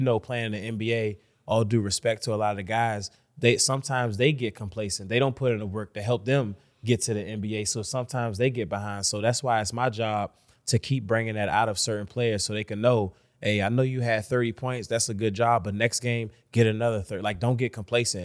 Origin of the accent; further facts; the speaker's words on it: Washington, District of Columbia, United States; I'm from Washington, D C, born and raised.